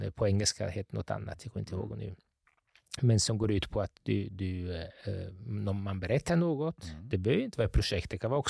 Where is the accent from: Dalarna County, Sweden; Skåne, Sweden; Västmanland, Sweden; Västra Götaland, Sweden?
Västra Götaland, Sweden; Gothenburg; born there; also born or lived in Italy; Eh, jag är född i Göteborg.